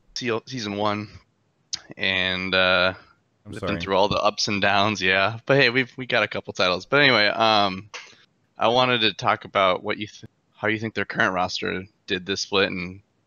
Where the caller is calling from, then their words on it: West Palm Beach, Florida, United States; West Palm Beach, Florida.